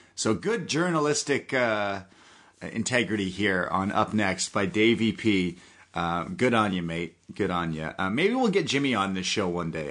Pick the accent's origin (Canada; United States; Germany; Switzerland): Canada; I am a Canadian